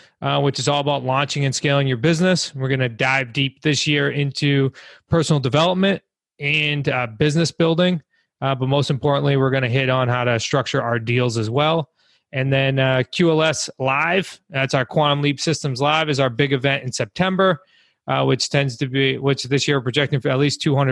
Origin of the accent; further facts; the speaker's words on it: Massachusetts, United States; We're from New England. I'm originally from Mass, along with my family as well.